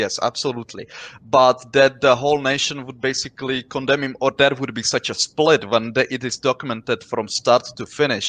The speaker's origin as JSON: {"language": "English", "country": "Czechia", "said": "I'm from Czech Republic"}